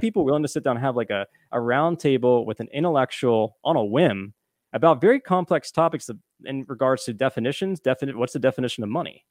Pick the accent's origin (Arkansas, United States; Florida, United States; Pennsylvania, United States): Pennsylvania, United States; I'm from Pennsylvania